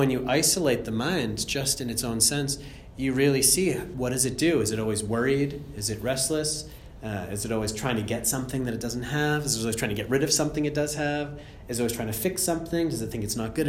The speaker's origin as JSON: {"language": "English", "town": "Andover", "region": "Massachusetts", "country": "United States", "also_born_or_lived": "Germany / India / Australia", "moved": "as an adult", "said": "I'm from Andover, Massachusetts originally, which is, yeah, this 40 minutes north"}